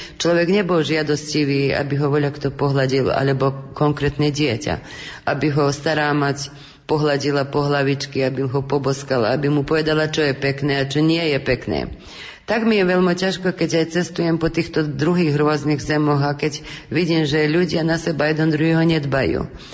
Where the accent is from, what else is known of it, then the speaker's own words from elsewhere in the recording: Kovačica, Vojvodina, Serbia; my sme Slováci v Srbsku, tak si obhajujeme všetko slovenské